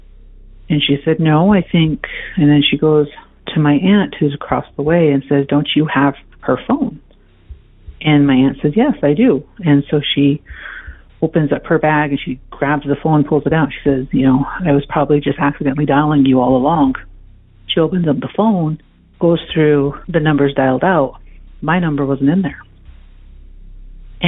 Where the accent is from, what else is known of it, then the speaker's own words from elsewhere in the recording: South Dakota, United States; also born or lived in East Coast; now in Colorado, United States; I was born and raised on a reservation, American Indian Native American Reservation in South Dakota